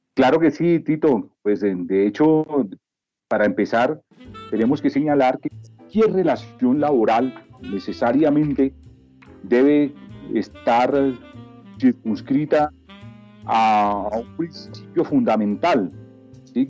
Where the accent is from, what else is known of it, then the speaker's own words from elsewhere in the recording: Bogotá, Colombia; soy natural de la ciudad de Bogotá